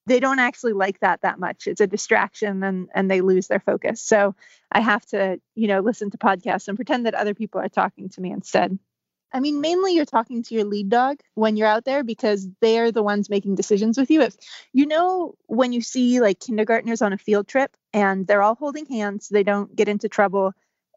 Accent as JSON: {"language": "English", "region": "California", "country": "United States", "tie": "born or raised there", "also_born_or_lived": "Norwegian Arctic", "moved": "as an adult", "said": "I grew up in California, and when I was 18, I moved to the Norwegian Arctic"}